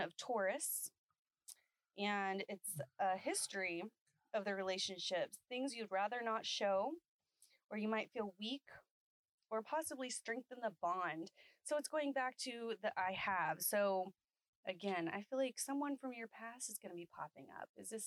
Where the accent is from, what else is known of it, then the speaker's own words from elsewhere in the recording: San Antonio, Texas, United States; now in Austin, United States; I'm from San Antonio